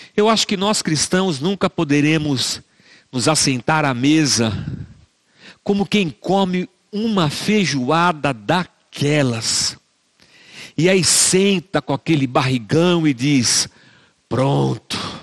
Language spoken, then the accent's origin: Portuguese; Barbacena, Minas Gerais, Brazil; moved away; Quando eu era criança pequena lá em Barbacena, eu cresci numa igreja